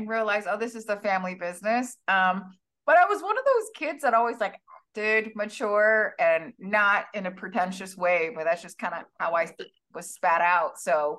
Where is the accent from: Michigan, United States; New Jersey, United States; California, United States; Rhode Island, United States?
California, United States; San Francisco; also born or lived in Hong Kong; I was 7 years old when I moved from Hong Kong to San Francisco, California